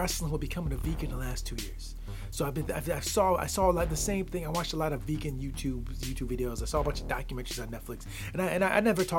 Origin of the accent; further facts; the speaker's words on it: the Midwest of the United States, United States; I grew up in the Midwest of the United States. I still am in the Midwest of the United States.